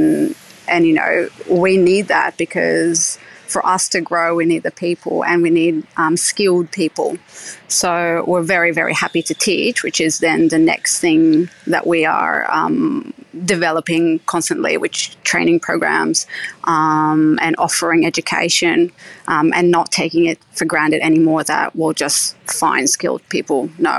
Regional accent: Israel; now in Australia; As I said, I grew up in Israel at a religious home where the Sabbath is a big a weekly event.

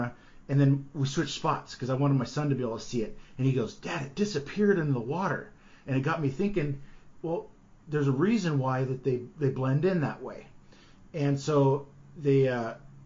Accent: California, United States; now in Oregon, United States; growing up in California, when I lived, you know, I was out there on the Delta

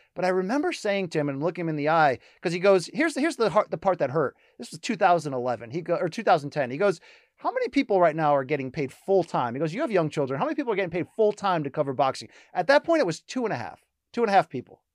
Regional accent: Connecticut, United States; I grew up in Connecticut

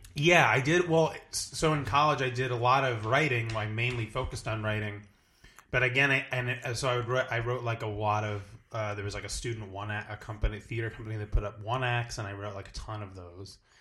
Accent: New Jersey, United States; I'm from, originally from New Jersey. I'm, like, from the shore area

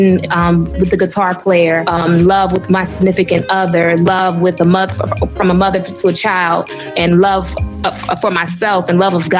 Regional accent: United States; also born or lived in Africa; I'm African born, but yet I was raised in America

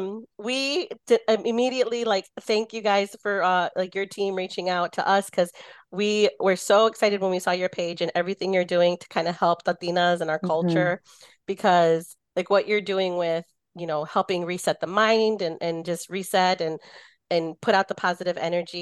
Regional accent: United States; my father's side is from Jalisco and my mother's side is from Texas. And then I was born here. So I was also first generation to my, to my family.

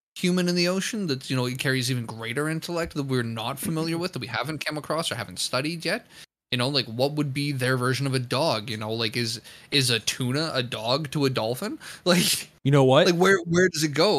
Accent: Canada; me as a Canadian

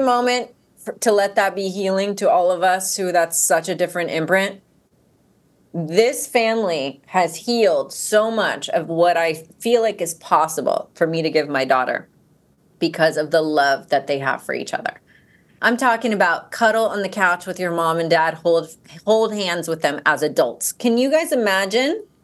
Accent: Georgia, United States; growing up in Georgia

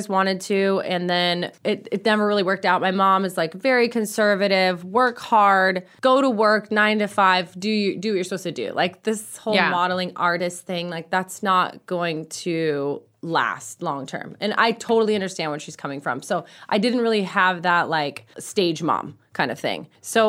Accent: Orange County, California, United States; I'm from Orange County, so I don't come to LA a ton.

